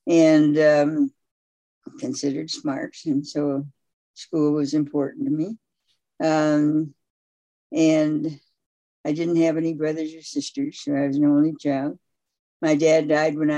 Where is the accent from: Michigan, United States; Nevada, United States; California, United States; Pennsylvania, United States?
Michigan, United States; Grand Rapids; moved away as an adult; also born or lived in Holland, Michigan; I was born in Grand Rapids, Michigan. Moved to Holland, Michigan, which is about 25 miles away for high school